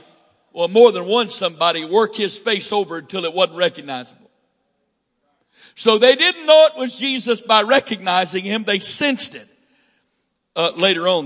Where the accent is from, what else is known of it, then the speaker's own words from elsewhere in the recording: Northwest Florida, United States; I'm from Northwest Florida, and they call that South Alabama